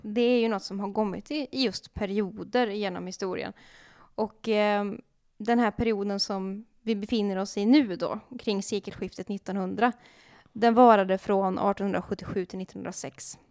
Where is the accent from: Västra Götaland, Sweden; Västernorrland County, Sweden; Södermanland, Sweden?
Västra Götaland, Sweden; Dalsland; jag är ju dalslänning